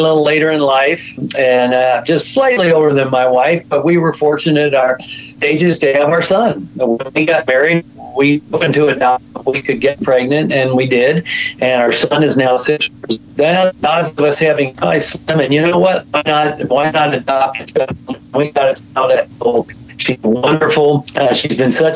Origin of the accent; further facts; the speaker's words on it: United States; as American people